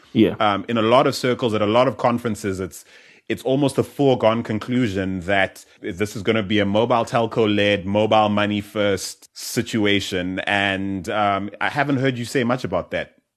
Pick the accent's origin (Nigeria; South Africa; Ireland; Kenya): South Africa; growing up in South Africa or even in Southern Africa